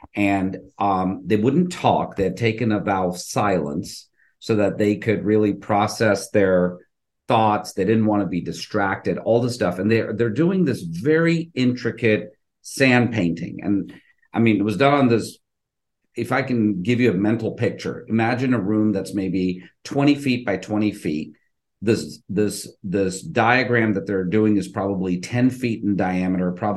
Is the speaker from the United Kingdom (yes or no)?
no; India; now in Houston, United States; I'm originally Indian, I'm Hindu